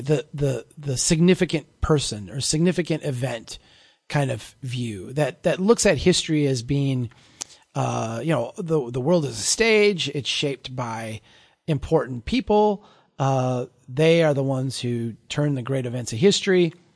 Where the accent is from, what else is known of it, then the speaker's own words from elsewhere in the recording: Brainerd, Minnesota, United States; here in my hometown